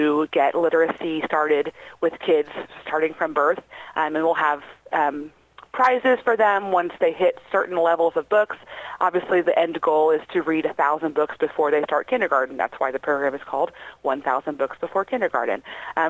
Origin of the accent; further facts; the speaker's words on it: Batesville, United States; I'm from Batesville, so I get to work with my community